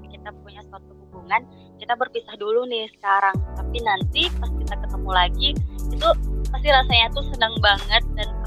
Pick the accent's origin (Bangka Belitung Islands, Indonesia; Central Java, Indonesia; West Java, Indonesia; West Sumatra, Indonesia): West Sumatra, Indonesia; walaupun aku orang Minang dan ngerti bahasa Minang tapi beda gitu